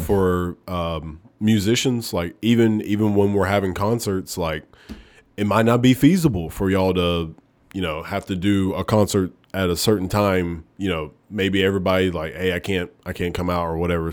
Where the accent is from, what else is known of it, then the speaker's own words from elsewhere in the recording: Oneonta, Alabama, United States; moved away; I am from Oneonta, Alabama